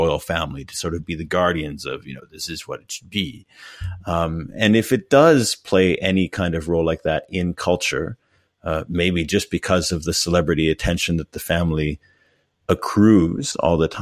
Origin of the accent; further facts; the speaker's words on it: Regina, Saskatchewan, Canada; moved away; I come from a city in Canada called Regina